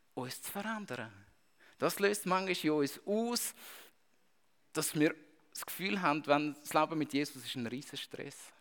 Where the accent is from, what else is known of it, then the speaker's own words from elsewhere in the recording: Switzerland; als Schweizer